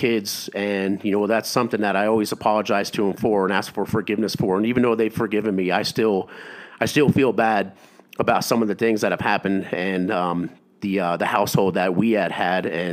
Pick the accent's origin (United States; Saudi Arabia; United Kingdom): United States; upstate New York; I grew up in New York, upstate New York